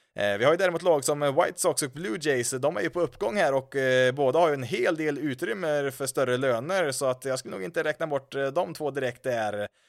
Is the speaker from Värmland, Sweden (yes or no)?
yes; Karlstad, Värmland, Sweden; hemma i Karlstad